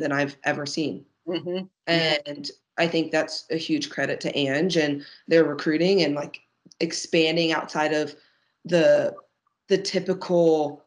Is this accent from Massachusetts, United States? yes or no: no; Dallas, Texas, United States; I grew up in Dallas